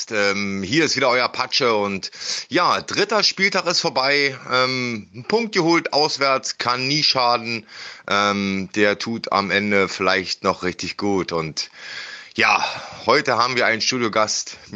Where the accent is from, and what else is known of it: East Germany, Germany